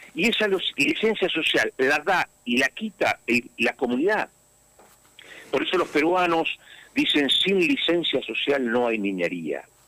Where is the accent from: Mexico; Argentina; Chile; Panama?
Argentina; Santa Cruz; mis hermanos santacruceños, con los vecinos santacruceños